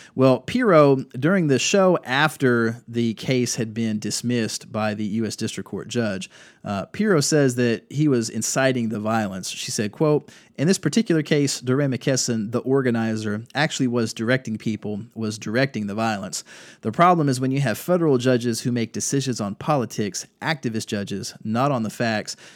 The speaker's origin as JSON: {"language": "English", "area": "Durham County", "region": "North Carolina", "country": "United States", "tie": "born or raised there", "said": "Durham County, my hometown"}